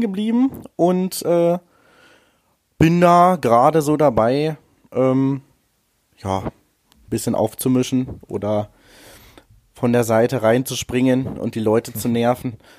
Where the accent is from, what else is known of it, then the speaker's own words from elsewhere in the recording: Wolfsburg, Lower Saxony, Germany; in Wolfsburg, meiner Heimatstadt